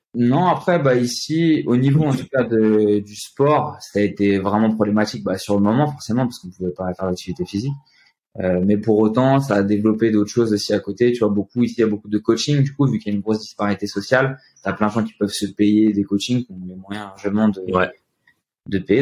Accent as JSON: {"language": "French", "country": "France", "moved": "as an adult", "lives_now": "São Paulo, Brazil", "said": "On est des Français"}